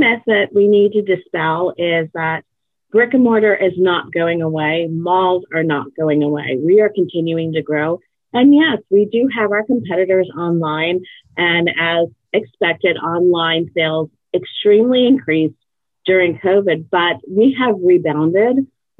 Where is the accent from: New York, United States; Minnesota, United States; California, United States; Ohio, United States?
New York, United States; I came from New York, and I worked in different agencies.